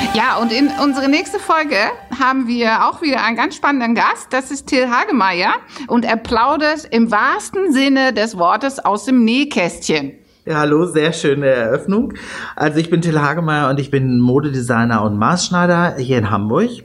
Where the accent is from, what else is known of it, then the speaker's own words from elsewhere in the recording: Netherlands; German is a second language; now in Germany; fühlte ich mich auch sehr abgewiesen ja, als Holländer